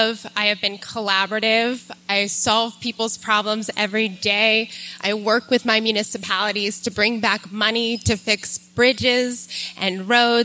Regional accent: North Hills, Pennsylvania, United States; I grew up in the North Hills

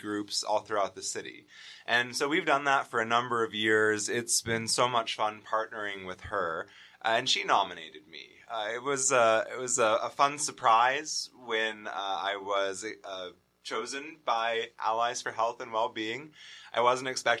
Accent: Kane, Pennsylvania, United States; moved away as an adult; also born or lived in Ukraine; now in Clairton, United States; I'm actually from a small mountain town up near the Allegheny National Forest. I'm from Kane, Pennsylvania

